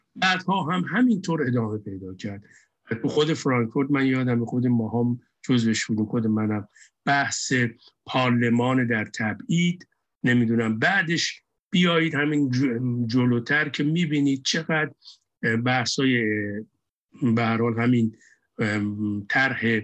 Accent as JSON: {"language": "Persian", "country": "Iran", "tie": "born or raised there", "moved": "as an adult", "said": "ماها بچه های اون مملکتیم بچه های اون جامعه اون جامعه بزرگ شدیم"}